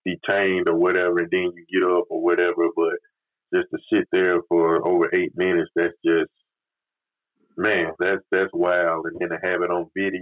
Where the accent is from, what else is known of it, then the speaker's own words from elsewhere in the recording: the South, United States; growing up in the South